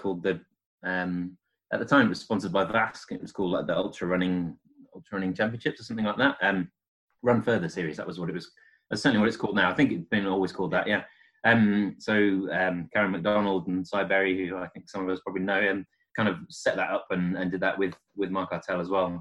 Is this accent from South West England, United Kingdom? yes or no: no; edge of the North York Moors, North East England, United Kingdom; moved away as an adult; now in Sheffield, United Kingdom; I was born in Northeast, kind of on edge of the Northwood Moors